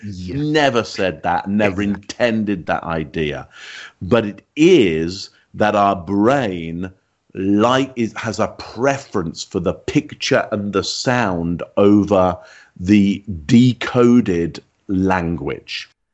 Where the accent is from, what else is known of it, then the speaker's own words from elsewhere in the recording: England, United Kingdom; you can hear from my accent, I'm from England